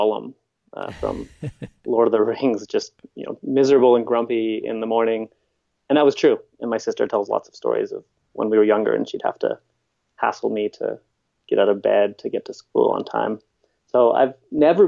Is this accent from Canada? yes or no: yes; Winnipeg, Manitoba, Canada; now in British Columbia, Canada; I'm not from here. I'm from Winnipeg, which is the middle of the country.